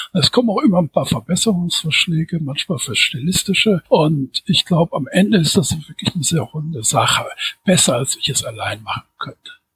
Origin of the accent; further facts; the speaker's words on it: Düsseldorf, North Rhine-Westphalia, Germany; now in Wuppertal, Germany; bin 1962 geboren in Düsseldorf, wohne seit 2004 in Wuppertal